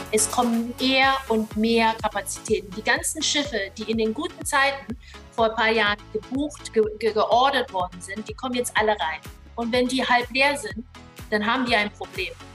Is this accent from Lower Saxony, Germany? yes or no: yes; Hamburg, then Lower Saxony, Germany; moved away as an adult; also born or lived in Hong Kong; now in Singapore; Also ich bin ja in Hongkong geboren. Meine Eltern sind dann, ähm, als ich ein Jahr alt war, nach Deutschland gezogen. Wir sind in Hamburg gelandet.